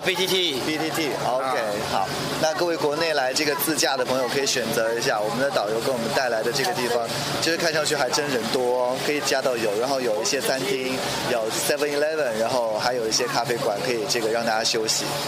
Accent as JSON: {"language": "Chinese", "town": "Kunming", "region": "Yunnan", "country": "China", "said": "因为偶尔我还是会想家。昆明"}